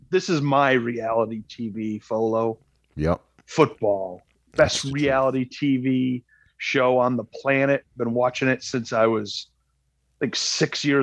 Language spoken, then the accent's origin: English; Rhode Island, United States; moved away; We're originally from Rhode Island